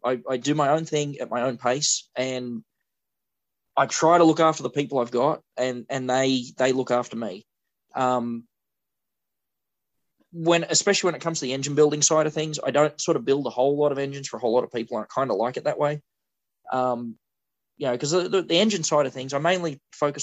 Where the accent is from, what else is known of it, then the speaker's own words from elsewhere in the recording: New South Wales, Australia; I grew up in New South Wales